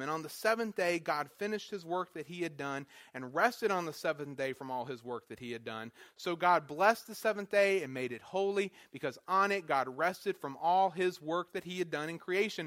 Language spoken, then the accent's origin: English; North Carolina, United States; moved away as an adult; also born or lived in Wisconsin; I was from North Carolina